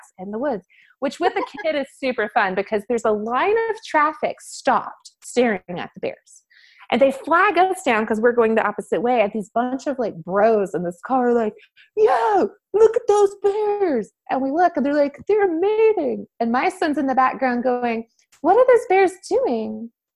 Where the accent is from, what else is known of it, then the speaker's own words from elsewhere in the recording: Southwest Georgia, United States; now in Boise, United States; I grew up in Southwest Georgia